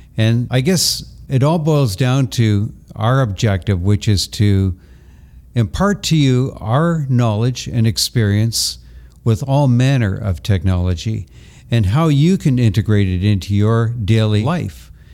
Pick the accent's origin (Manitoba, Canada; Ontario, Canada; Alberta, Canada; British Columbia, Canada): Ontario, Canada; Toronto; also born or lived in Brantford, Ontario; Toronto is my hometown.